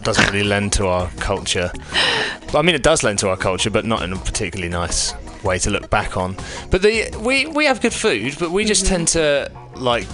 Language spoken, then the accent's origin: English; England, United Kingdom; I'm English